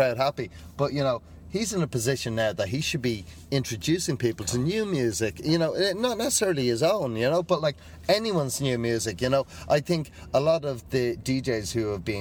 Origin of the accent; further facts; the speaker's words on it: Ireland; I'm Irish